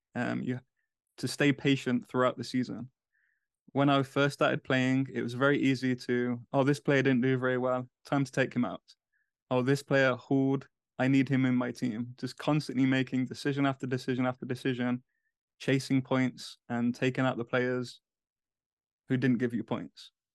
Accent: England, United Kingdom; moved away as an adult; now in United States; as a English person in the U S

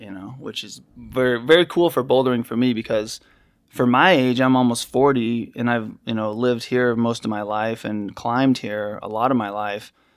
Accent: Utah, United States; moved away as an adult; also born or lived in Hawaii / Crested Butte, Colorado / Salt Lake City; I grew up in Utah

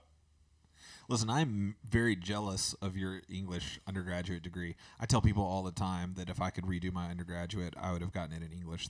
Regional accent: Georgia, United States; now in Alabama, United States; I grew up in Georgia

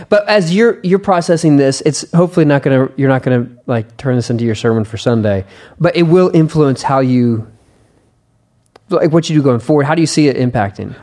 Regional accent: United States; I'm an American

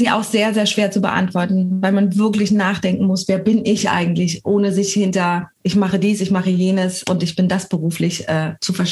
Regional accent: France; Ich sag Balkon, aber ich komme auch aus Frankreich.

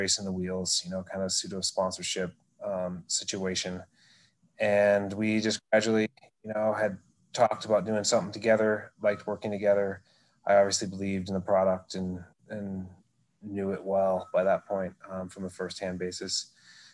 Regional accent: Oregon, United States; growing up in Oregon

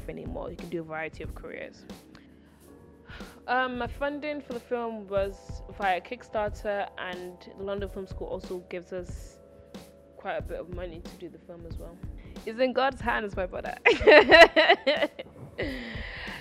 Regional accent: Nigeria; also born or lived in United Kingdom; I was born in Britain and, like, I am British, but, like, my roots are, like, my heart is Nigerian. Like, my formative years were Nigerian.

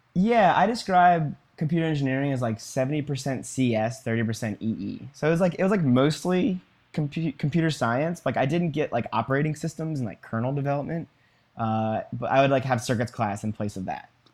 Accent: Virginia, United States; I was born and raised in Virginia

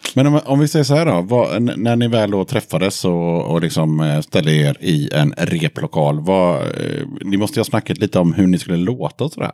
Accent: Gothenburg, Västra Götaland, Sweden; jag är också från Göteborg så jag har åkt hit från, eh, från Göteborg till Skövde

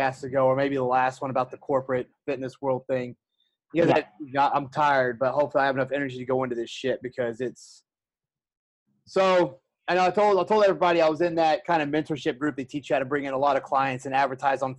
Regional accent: the South, United States; moved away; I'm from the South

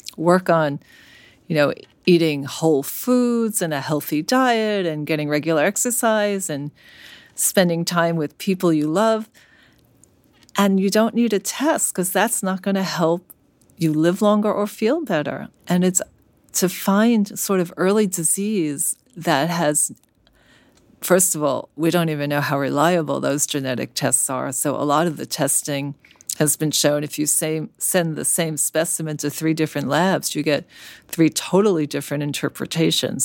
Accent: New York City, New York, United States; moved away as an adult; now in San Francisco, United States; I grew up in Brooklyn

